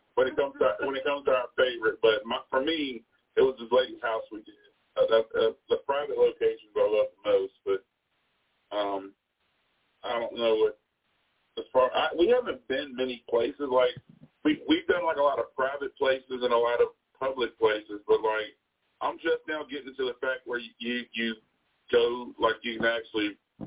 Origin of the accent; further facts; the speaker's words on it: Bedford, Virginia, United States; There is. I'm from Bedford.